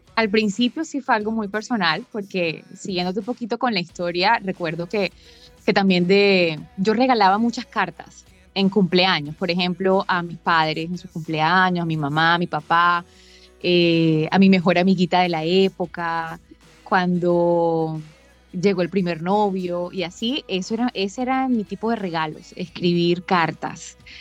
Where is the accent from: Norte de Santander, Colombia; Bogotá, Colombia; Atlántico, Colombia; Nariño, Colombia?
Atlántico, Colombia; Barranquilla; Yo me encuentro exactamente en Barranquilla, mi ciudad natal